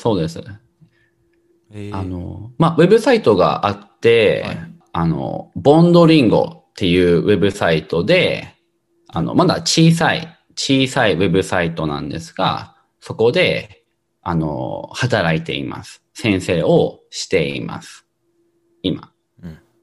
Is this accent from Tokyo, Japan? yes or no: yes; Tokyo, Japan; moved away as an adult; now in San Francisco, United States; 出身は東京です。僕は東京で生まれて、赤ちゃんの時から生まれて育ちました